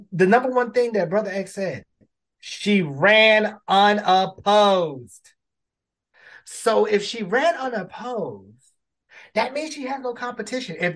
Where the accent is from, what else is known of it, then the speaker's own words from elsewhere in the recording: Baltimore, Maryland, United States; Baltimore. Shout out to my hometown.